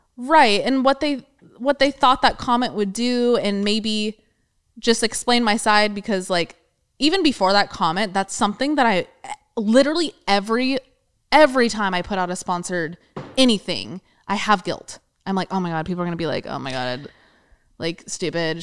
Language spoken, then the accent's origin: English; California, United States; we're born and raised in California